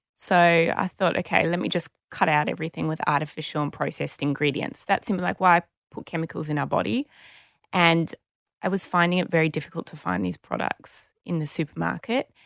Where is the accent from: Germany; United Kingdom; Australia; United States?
Australia; Sydney, New South Wales; I grew up in Sydney